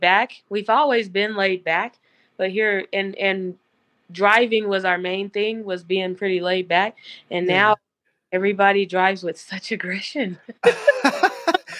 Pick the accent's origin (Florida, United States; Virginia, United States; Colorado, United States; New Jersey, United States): Colorado, United States; I'm actually a second generation Coloradan, and then my children and my grandchildren. So we're four generations in.